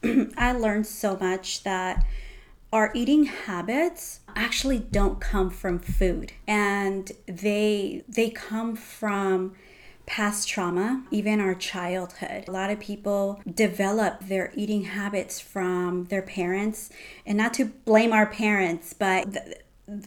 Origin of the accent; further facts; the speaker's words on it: United States; now in Japan; I'm American